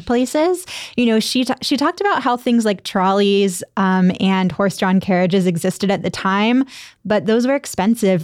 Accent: Pittsburgh, Pennsylvania, United States; I grew up in Pittsburgh

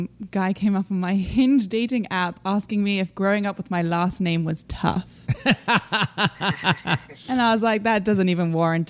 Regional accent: London, United Kingdom; born or raised there; moved away as an adult

